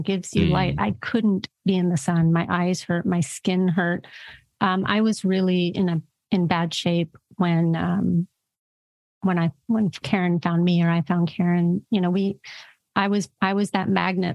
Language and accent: English; California, United States; I'm a Californian, grew up in California where macrobiotic and, you know, all of these diets were here